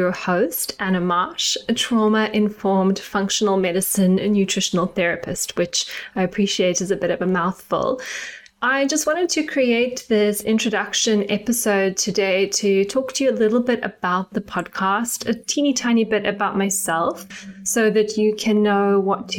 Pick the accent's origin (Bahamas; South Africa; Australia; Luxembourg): South Africa; moved away as an adult; now in United Kingdom; if you can hear a little tinge of my accent, I am South African and I grew up in South Africa